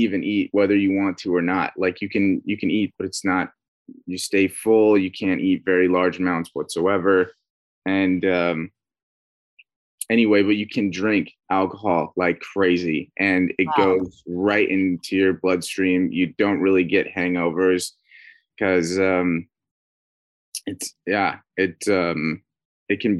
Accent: Northern Idaho, United States; moved away as an adult; now in California, United States; No, I've been in California for the last like 4 years now, but I'm originally from Northern Idaho.

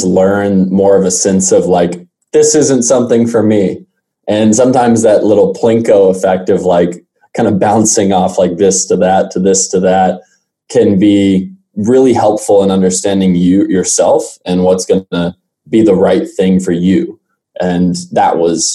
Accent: Arlington, Texas, United States; originally, I'm born and raised in Arlington, Texas.

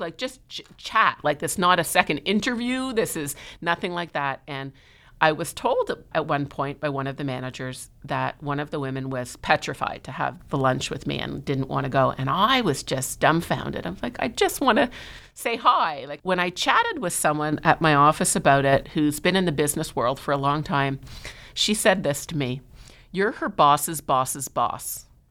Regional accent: Montreal, Quebec, Canada; now in Toronto, Canada; I'm originally from Montreal, so I moved to Toronto, oh God, I can't believe how long ago it is now, nineteen ninety-one

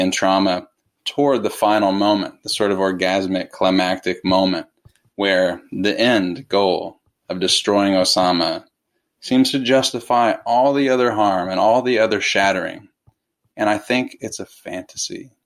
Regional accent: United States; I, as an American

